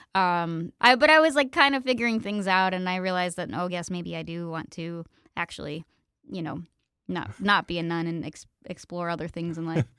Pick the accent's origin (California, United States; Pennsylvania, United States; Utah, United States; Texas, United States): Pennsylvania, United States; moved away; we had really good public schools where I grew up in Pennsylvania